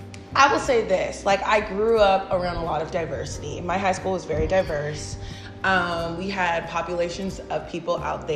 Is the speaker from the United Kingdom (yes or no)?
no; Federal Way, Washington, United States; moved away as an adult; where I'm from, Federal Way. So it's like a suburb of Seattle.